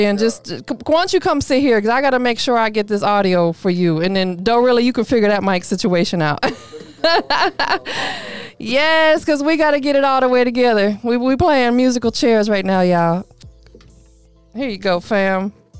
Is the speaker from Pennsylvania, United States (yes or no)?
no; Tampa, Florida, United States; also born or lived in Clearwater, Florida; that's my hometown area as well. I was born in Tampa, grew up in there, but I graduated from Clearwater, moved back to Tampa, you know, kind of moved around and everything like that.